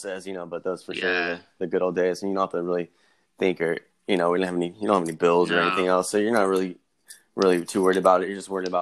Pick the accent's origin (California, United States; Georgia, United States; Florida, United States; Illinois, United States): California, United States; Merced; growing up in Merced and having that small town vibe